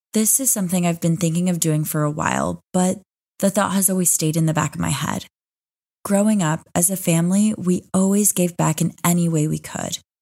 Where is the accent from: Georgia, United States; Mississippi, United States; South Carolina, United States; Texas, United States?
Texas, United States; Austin; moved away as an adult; now in Dubai, United Arab Emirates; I was back in my hometown of Austin, Texas